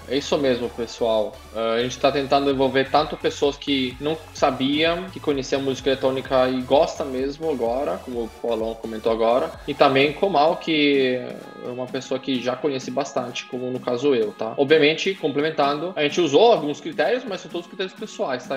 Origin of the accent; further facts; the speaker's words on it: Italy; now in Brazil; na Itália, de onde eu vi, de onde eu venho